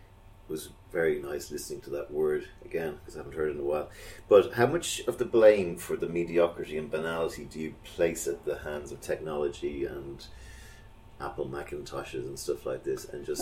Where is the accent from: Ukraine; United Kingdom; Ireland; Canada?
Ireland; born or raised there